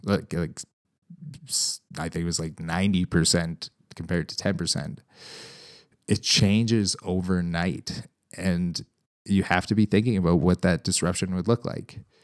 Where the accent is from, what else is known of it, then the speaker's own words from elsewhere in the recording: Canada; as a Canadian, um, cattle producer